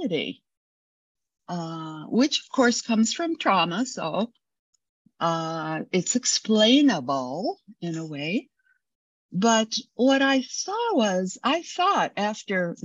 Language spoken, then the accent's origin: English; United States